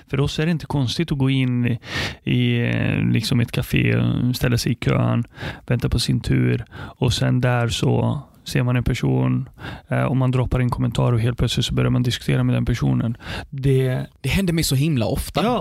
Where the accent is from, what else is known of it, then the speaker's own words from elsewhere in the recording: Palestine; now in Sweden; jag är stolt över att både vara arab, muslim och, och, och komma från Palestina.